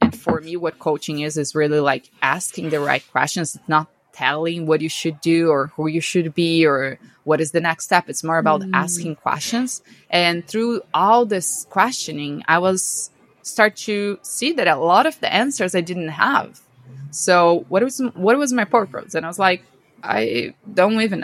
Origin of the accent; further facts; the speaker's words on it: Brazil; moved away as an adult; now in United States; I'm from Brazil, born and raised in Brazil my whole life